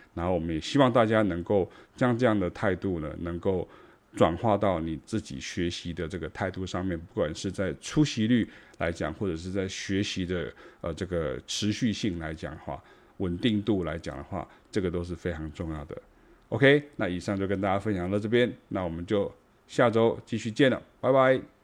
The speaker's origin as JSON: {"language": "Chinese", "region": "Taichung", "country": "Taiwan", "tie": "born or raised there", "moved": "as an adult", "lives_now": "Taipei, Taiwan", "said": "因为台中是我的家哈，它是我的老家这样哈"}